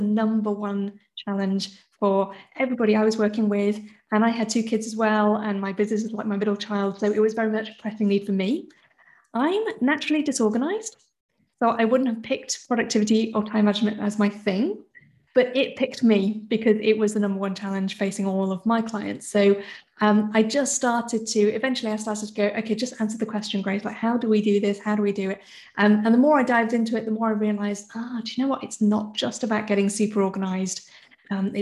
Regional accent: United Kingdom; I'm British born. Both my parents are Hong Kong Chinese.

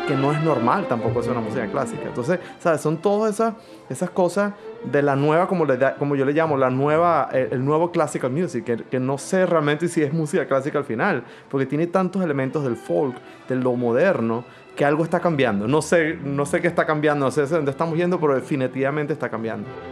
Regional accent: Venezuela; now in Philadelphia, United States; soy venezolano, director de orquestas

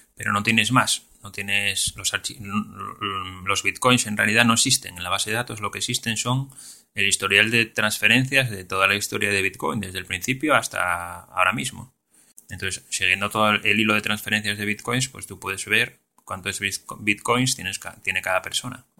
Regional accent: Asturias, Spain; yo como soy de Asturias

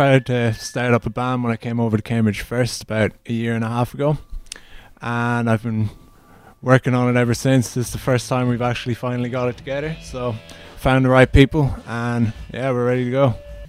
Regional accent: Sligo, Connacht, Ireland; I'm from Sligo in Ireland.

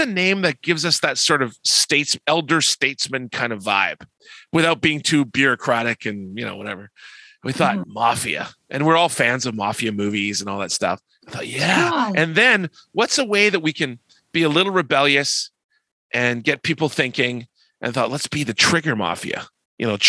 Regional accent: Canada; We're Canadian, eh?

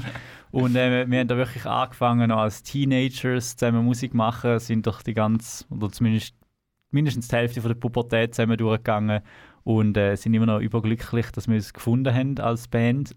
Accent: Thurgau, Switzerland; moved away as an adult; now in Canton of Zurich, Switzerland; wir sind im Thurgau geboren, sind dort aufgewachsen

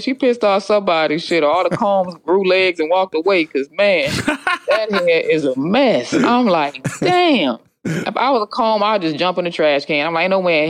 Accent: United States; It's just that I'm Indian and I'm from the, you know, the Navajo tribe, half Navajo.

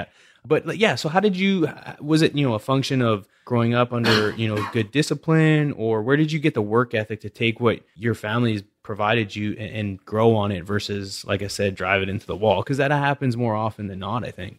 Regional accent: West Coast, Canada; growing up in Canada

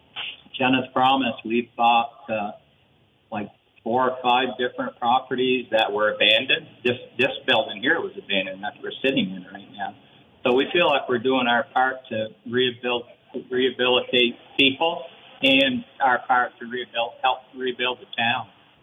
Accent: Waterville, Vermont, United States; I grew up in Waterville, up over the hill here

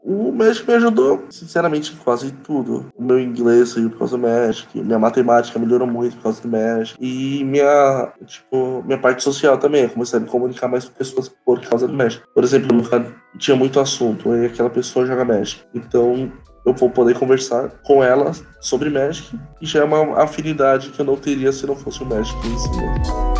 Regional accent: Santo André, São Paulo, Brazil; now in Santos, Brazil; Eu morei meus 25 anos em Santo André, mas recentemente eu me mudei para Santos

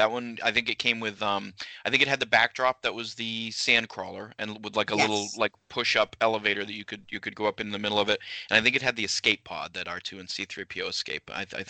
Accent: Maine, United States; We grew up in Maine.

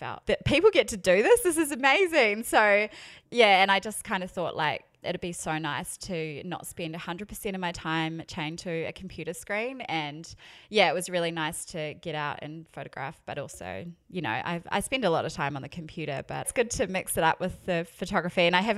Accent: New Zealand; accent: New Zealand; also born or lived in Melbourne / United States; now in Brisbane, Australia; You can probably tell by my accent, I am a Kiwi. but I haven't lived in New Zealand for like 8 years.

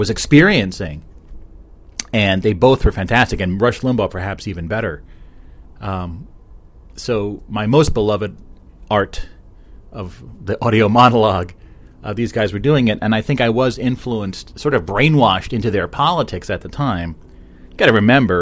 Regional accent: New Jersey, United States; I'm from New Jersey. I love New Jersey.

